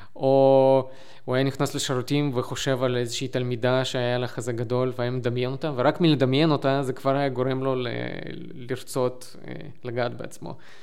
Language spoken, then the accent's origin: Hebrew; Lviv, Lviv Oblast, Ukraine; אני מלבוב